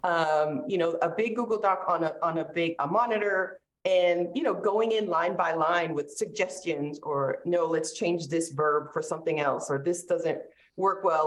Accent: North Shore of Massachusetts, United States; also born or lived in St. Petersburg, Florida; now in North Carolina, United States; I grew up on the North Shore of Massachusetts, so we were really close to the beach.

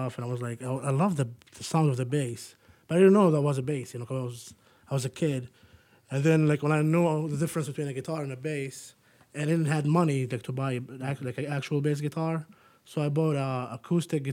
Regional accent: Jordan; moved away as an adult; I'm originally from Jordan

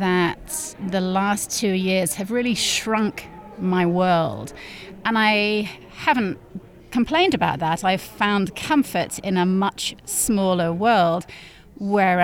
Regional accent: North West England, United Kingdom; moved away as an adult; in this one medium-sized town in the northwest of England

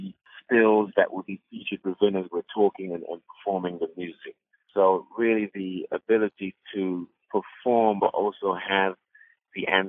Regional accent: London, United Kingdom; moved away as an adult; also born or lived in Sierra Leone; now in New York, United States; I was born in Sierra Leone and raised in London

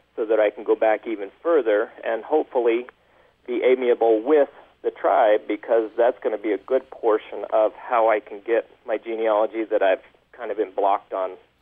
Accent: California, United States; moved away as an adult; now in Bountiful, United States; I grew up in California and then came to Utah for a job

